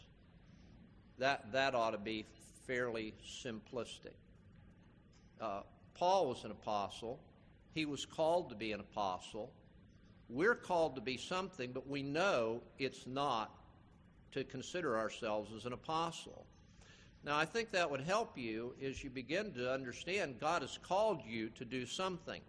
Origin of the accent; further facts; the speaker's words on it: Palm Beach County, Florida, United States; I grew up in Palm Beach County